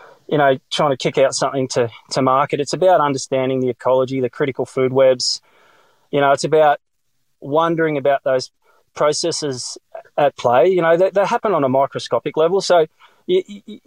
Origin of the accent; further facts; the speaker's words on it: South Gippsland, Victoria, Australia; moved away as an adult; also born or lived in Melbourne, Australia; now in far south coast, New South Wales, Australia; I was born in Melbourne, actually, in the eastern suburbs of Mitcham, but I grew up in South Gippsland